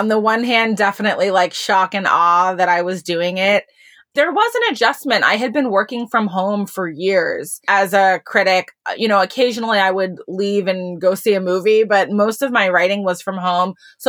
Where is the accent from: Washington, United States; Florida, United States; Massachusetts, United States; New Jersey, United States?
Massachusetts, United States; Boston; also born or lived in North Carolina / Cleveland / New York; now in Los Angeles, United States; I grew up mostly in Boston, but also lived in North Carolina and Cleveland for a while, graduated from high school in Cleveland and went to New York for college.